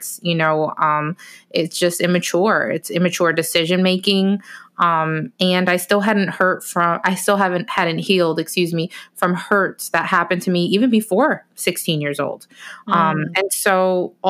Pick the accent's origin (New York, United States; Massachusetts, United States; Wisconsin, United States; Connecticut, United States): Connecticut, United States; Bridgeport; also born or lived in Orlando; I finally made it back to my hometown of Bridgeport, Connecticut